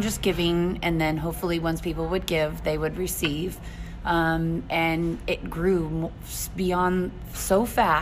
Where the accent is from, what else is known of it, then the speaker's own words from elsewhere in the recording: Alta Loma, California, United States; moved away as an adult; also born or lived in Tehachapi, California; now in Fort Mohave, United States; I'm originally from Altaloma, California